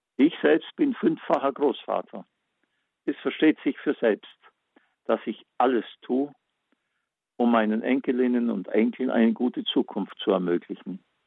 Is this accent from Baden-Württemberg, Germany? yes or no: yes; Backnang, Baden-Württemberg, Germany; meine Heimatstadt Backnang